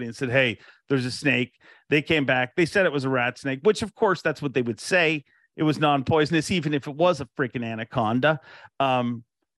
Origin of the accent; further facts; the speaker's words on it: Ireland; moved away; I was born in Ireland